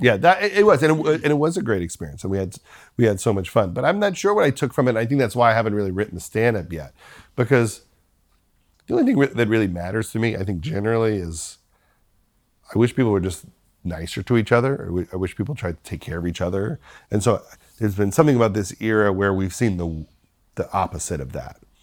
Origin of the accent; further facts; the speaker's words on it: Long Island, New York, United States; the people that I grew up with on Long Island